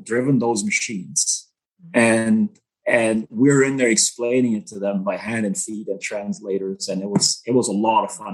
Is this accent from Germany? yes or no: yes; Germany; English is a second language; moved away as an adult; also born or lived in Manitoba / Australia; now in Canada; born and raised in Germany, um, on a small farm, 10 acres, five cows, couple horses, 10 chicken and a goat.